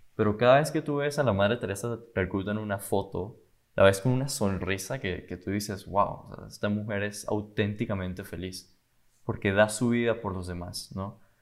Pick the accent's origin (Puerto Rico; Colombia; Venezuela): Venezuela; Caracas, Capital District; now in Miami, United States; vengo de Venezuela, Caracas, Venezuela y, y vivo en Miami